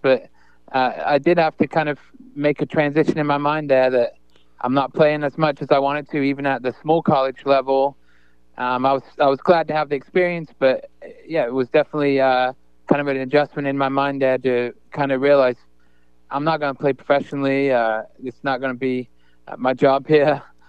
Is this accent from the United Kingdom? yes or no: yes; England, United Kingdom; So I kind of assumed I would go back to England, play for my hometown there.